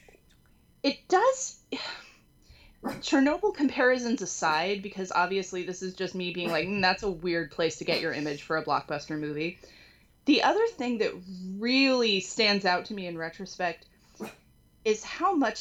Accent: California, United States; moved away; I moved out here, you know, I'm from California. We have earthquakes. I grew up experiencing several minor earthquakes

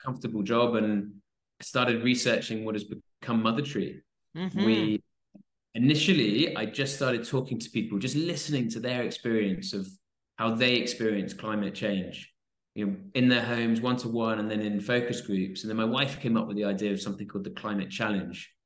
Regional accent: Swansea, Wales, United Kingdom; I grew up in South Wales. I was in Swansea in South Wales

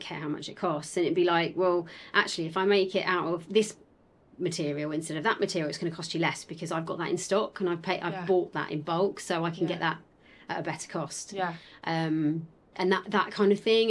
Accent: Essex, East of England, United Kingdom; accent: Essex; we're both from Essex

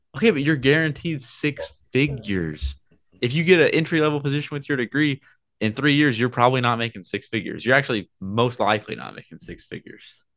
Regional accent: Oklahoma, United States; I'm from Oklahoma

